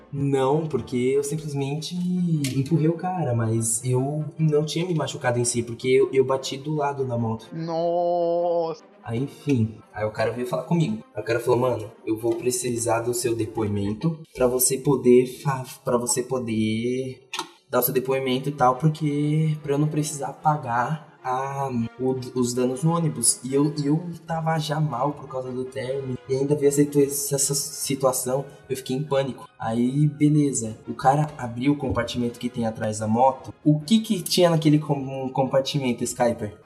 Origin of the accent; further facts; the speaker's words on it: São Paulo, Brazil; eu sou de São Paulo